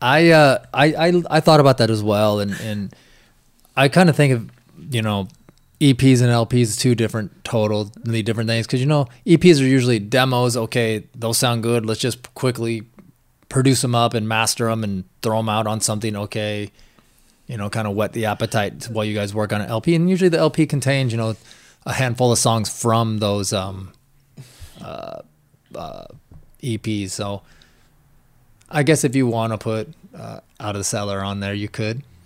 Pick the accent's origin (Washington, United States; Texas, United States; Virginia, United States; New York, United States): Washington, United States; me growing up in Washington State out in the middle of nowhere